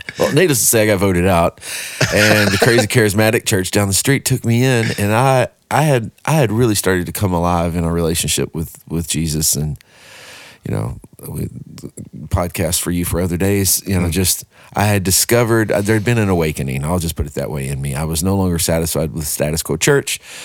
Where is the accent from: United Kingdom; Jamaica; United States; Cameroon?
United States; Texarkana, Texas; moved away as an adult; now in Nashville, United States; born and raised in Texarkana, Texas